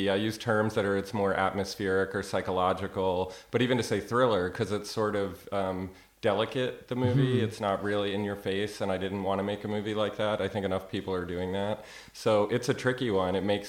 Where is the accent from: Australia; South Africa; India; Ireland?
Ireland; now in Austin, United States; We wrapped last May, and I flew back to Ireland. I'm from Ireland back to Austin where I live